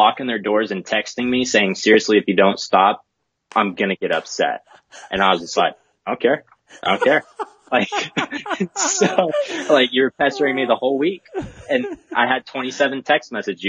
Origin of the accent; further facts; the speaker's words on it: New Hampshire, United States; born there; I get to be that huge Boston fanatic because I was born in New Hampshire.